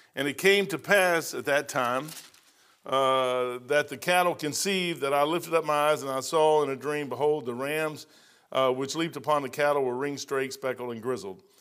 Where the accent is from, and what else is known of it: United States